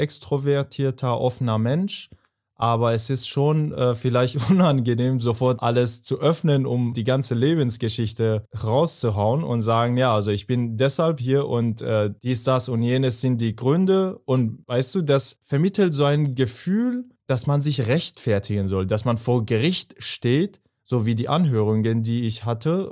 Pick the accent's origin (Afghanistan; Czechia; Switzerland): Afghanistan; German is a second language; now in Germany; ich komme aus Afghanistan, aus Afghanistan